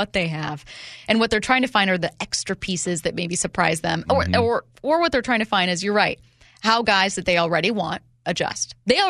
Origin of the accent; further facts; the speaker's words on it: Seattle, Washington, United States; now in New Mexico, United States; I'm from Seattle, but live in New Mexico.